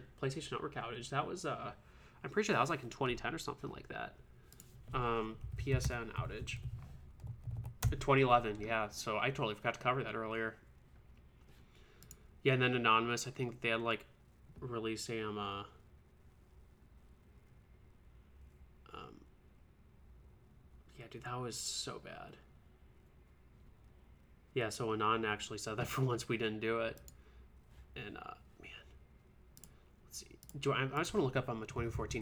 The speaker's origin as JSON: {"language": "English", "town": "St. Louis", "region": "Missouri", "country": "United States", "said": "I'm actually from St. Louis area."}